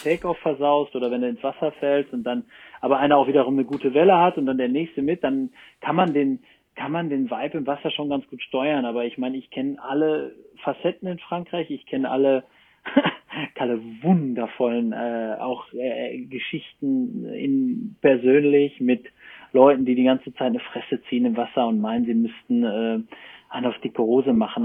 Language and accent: German; Germany; moved away as an adult; also born or lived in Cologne; now in France; ich bin halt Deutscher, ich wohne da unten